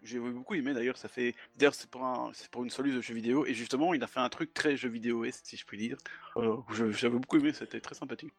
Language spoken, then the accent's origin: French; Belgium; Je suis, je suis belge, je dis 90.